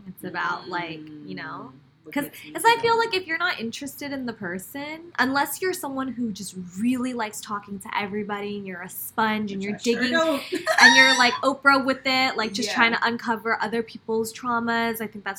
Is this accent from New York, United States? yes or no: no; California, United States; I'm from California, exactly. Born and raised.